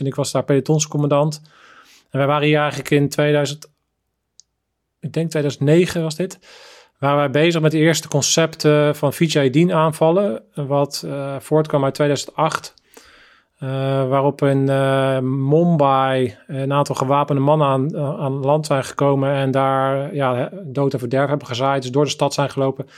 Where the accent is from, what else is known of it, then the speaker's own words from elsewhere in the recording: The Hague, South Holland, Netherlands; in zo'n brave, eigenlijk brave witte buurt eigenlijk ben opgegroeid